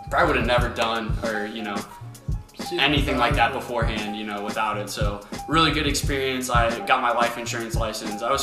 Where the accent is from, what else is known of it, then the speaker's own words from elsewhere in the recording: Lima, Ohio, United States; You know, as you guys heard already in my little introduction, we're from Lima, Ohio.